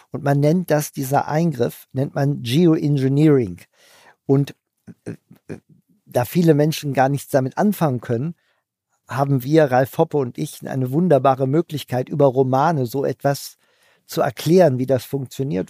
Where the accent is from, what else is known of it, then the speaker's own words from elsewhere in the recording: Hanover, Lower Saxony, Germany; ich bin Hannoveraner